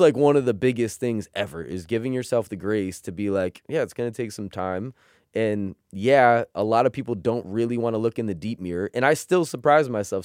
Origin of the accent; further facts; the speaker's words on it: United States; We grew up in America.